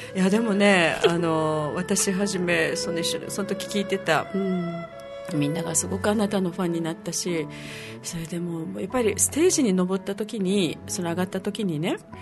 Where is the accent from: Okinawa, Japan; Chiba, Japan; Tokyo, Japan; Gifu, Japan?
Okinawa, Japan; moved away; also born or lived in France; 生まれ育ったところ